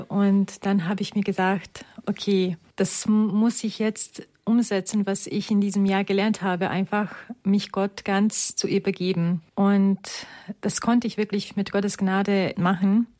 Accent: Romania; moved away; ich komme ursprünglich aus Rumänien

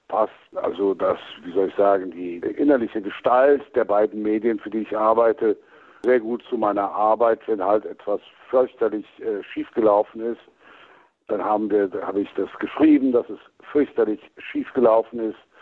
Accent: Cologne, North Rhine-Westphalia, Germany; moved away; mein Naturell als Kölner

